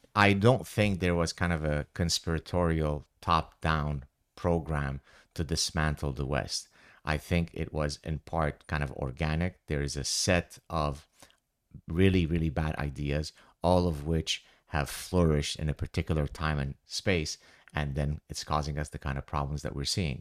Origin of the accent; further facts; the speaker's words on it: Lebanon; moved away; growing up in Lebanon